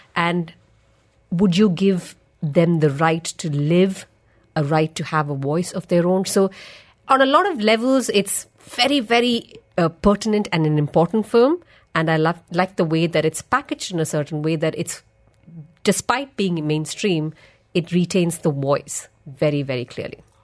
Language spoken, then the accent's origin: English; Malayali, Kerala, India; I'm a Malayali